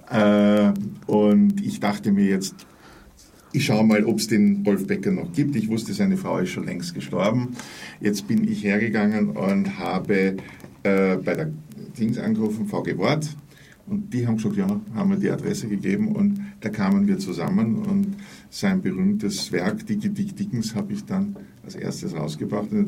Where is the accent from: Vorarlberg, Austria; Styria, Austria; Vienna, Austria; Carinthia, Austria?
Vienna, Austria; Ich habe angefangen als Würstelholer, wie das in Wien heißt. Ich komme also aus Wien